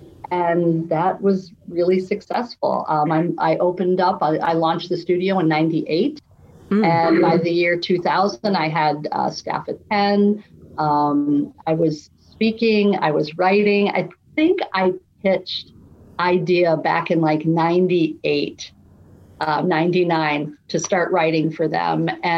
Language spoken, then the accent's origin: English; Naperville, Illinois, United States; also born or lived in San Diego; I was born in San Diego. {S1} Yay. {S2} But I've been in Chicago or a suburb outside of Chicago in Naperville for most of my life.